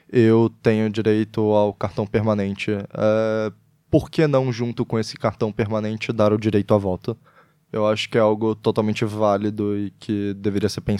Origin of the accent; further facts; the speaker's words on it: Brazil; also born or lived in Netherlands; now in Portugal; eu sou brasileiro e holandês, então eu não consigo votar em Portugal